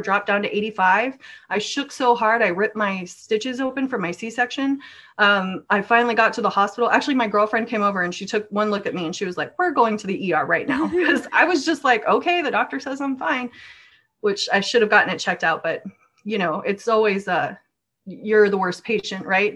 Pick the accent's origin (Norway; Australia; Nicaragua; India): Norway; now in United States; I was raised in Norway, but I'm American based now.